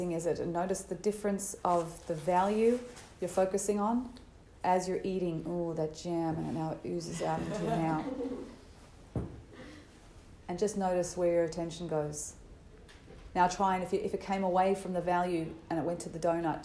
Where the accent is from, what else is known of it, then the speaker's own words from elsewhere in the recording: Australia; I'm Australian